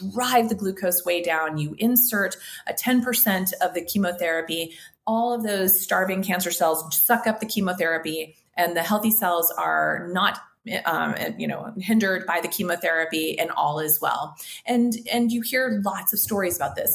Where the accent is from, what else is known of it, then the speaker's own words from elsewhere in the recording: Kansas, United States; accent: twang; now in Mexico; I grew up in Kansas